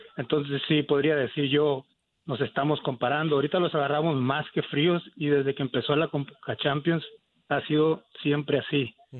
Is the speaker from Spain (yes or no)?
no; Mexico; now in Phoenix, United States; yo como mexicano